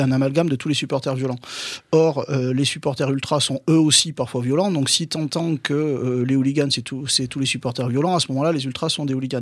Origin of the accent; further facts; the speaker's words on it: Bordeaux, Nouvelle-Aquitaine, France; je suis de Bordeaux, je, j'allais au stade à, à À Bordeaux